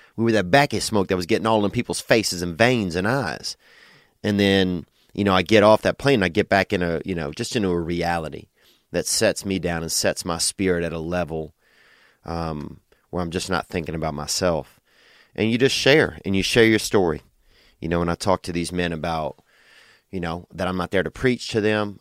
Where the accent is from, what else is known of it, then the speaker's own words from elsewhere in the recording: Covington, Louisiana, United States; moved away; In my hometown, a Mexican restaurant opened up in downtown Covington, Louisiana